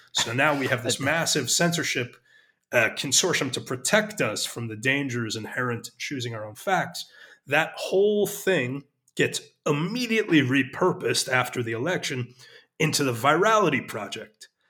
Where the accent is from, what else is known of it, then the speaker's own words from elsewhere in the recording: United States; moved away as an adult; now in Israel; I'm an American.